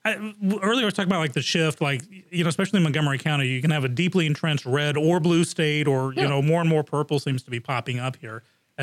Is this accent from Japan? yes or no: yes; Japan; I grew up in Japan, so I'm like hardcore on the original.